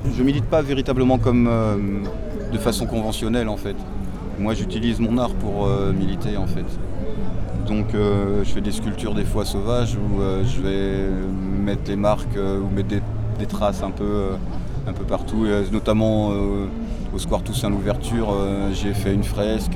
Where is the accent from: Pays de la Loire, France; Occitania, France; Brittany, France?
Pays de la Loire, France; Nantes; now in Ancenis, France; Je suis né à Nantes en 69 et j'ai grandi à Nantes, j'ai jamais quitté Nantes vraiment